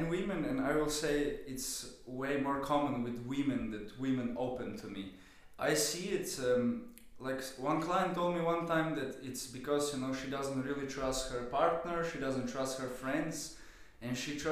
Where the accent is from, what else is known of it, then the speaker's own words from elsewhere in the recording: Slovenia; also born or lived in London; now in Vienna, Austria; I'm from Slovenia originally